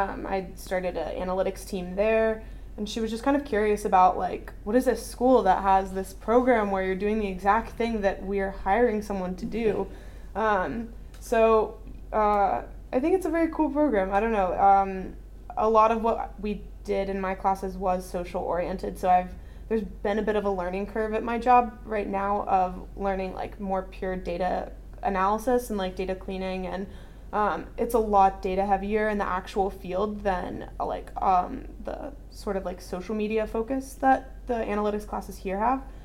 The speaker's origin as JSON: {"language": "English", "region": "North Carolina", "country": "United States", "tie": "born or raised there", "said": "I grew up in North Carolina"}